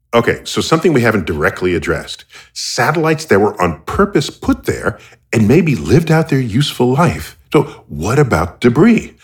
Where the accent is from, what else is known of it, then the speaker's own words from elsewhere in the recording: United States; I'm American.